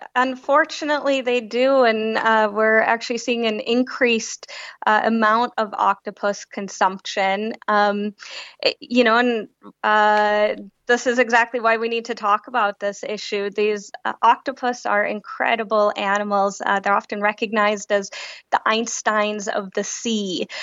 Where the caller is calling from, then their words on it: London, United Kingdom; I'm calling in from London.